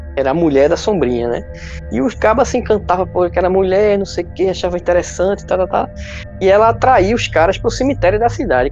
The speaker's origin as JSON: {"language": "Portuguese", "town": "Recife", "region": "Pernambuco", "country": "Brazil", "also_born_or_lived": "Caruaru", "said": "Sou do Recife"}